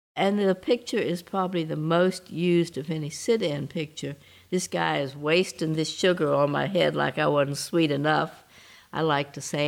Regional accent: the South, United States; as a Southerner

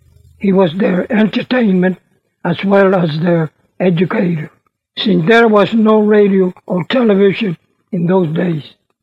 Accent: Key West, Florida, United States; I was born in Key West on October the 7th, 1908.

